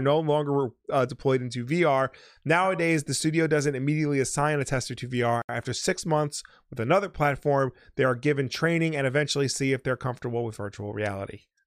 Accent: United States; as an American

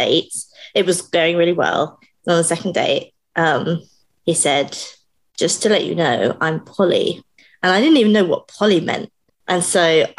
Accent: United Kingdom; I am British

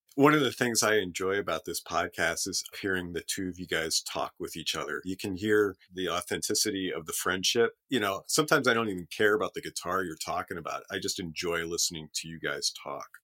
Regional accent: Allentown, Pennsylvania, United States; moved away; also born or lived in West Seattle; Born and raised in Allentown.

